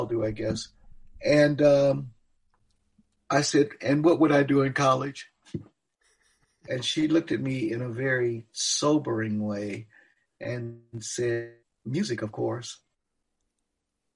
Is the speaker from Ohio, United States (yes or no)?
yes; Cleveland, Ohio, United States; moved away as an adult; also born or lived in Knoxville; I grew up in Cleveland.